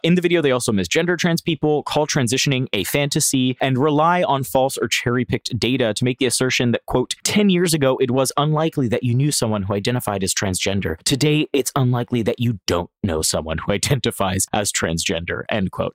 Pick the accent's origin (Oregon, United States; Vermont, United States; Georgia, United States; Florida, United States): Florida, United States; also born or lived in Puerto Rico; now in New York, United States; growing up in Florida, I learned to sleep through hurricanes